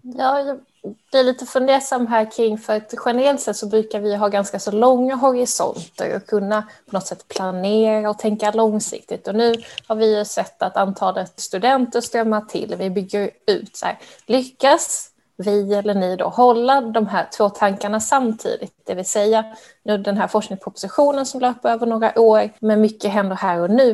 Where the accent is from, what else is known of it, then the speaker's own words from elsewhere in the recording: Skåne, Sweden; now in Stockholm, Sweden; Jag är ju själv skåning